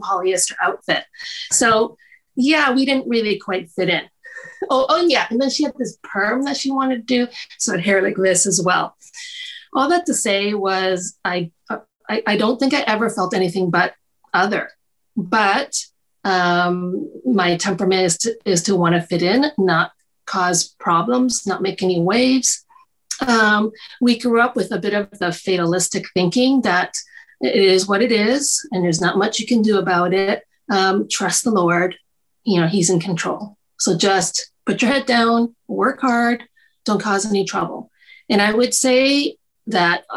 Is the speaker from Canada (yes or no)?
yes; Toronto, Ontario, Canada; also born or lived in United States; I grew up in parts of downtown Toronto and North York as well